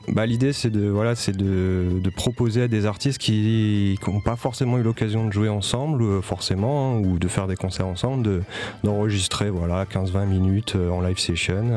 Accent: Paris, Île-de-France, France; moved away as an adult; now in Marseille, France; je viens pas de Marseille. Je suis, arrivé à Marseille en 2018. voilà, je viens de Paris à la base

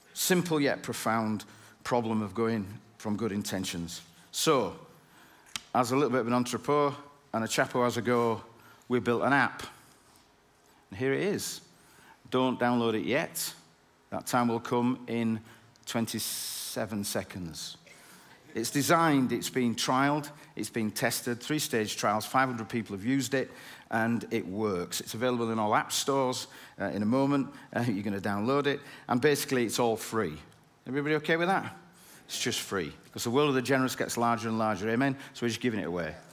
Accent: Bradford, Yorkshire and the Humber, United Kingdom; I'm from Bradford

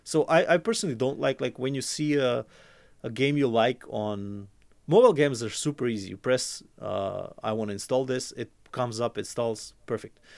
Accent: Croatia; I'm from Croatia

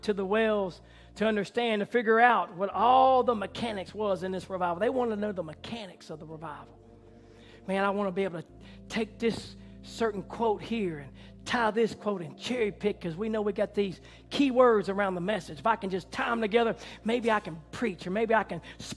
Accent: Mississippi, United States; I'm from Mississippi

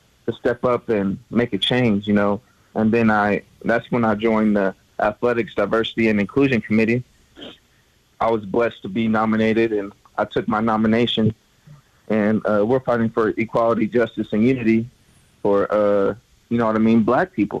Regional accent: California, United States; moved away as an adult; now in Montana, United States; I'm from California. We don't get no snow

